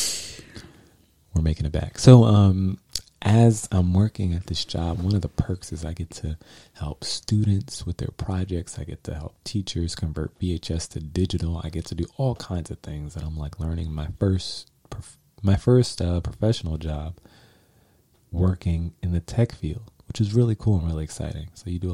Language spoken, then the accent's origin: English; New York City, New York, United States; I'm from New York